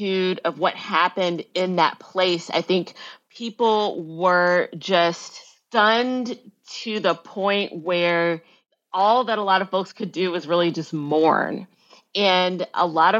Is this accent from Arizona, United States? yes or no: no; Memphis, Tennessee, United States; also born or lived in Northern Virginia; growing up in Memphis